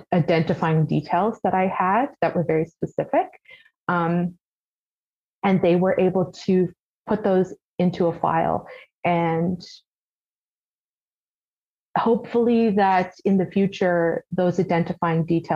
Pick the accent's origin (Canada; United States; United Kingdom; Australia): Canada; St. John's, Newfoundland and Labrador; also born or lived in Bonavista; I grew up in St. John's. I've lived in the city almost my entire life, minus that small blip in Bonavista.